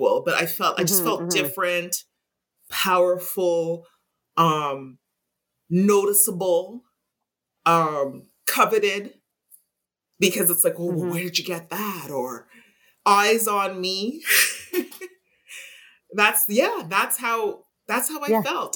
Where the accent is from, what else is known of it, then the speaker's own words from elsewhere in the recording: Montreal, Quebec, Canada; I was born and raised in Montreal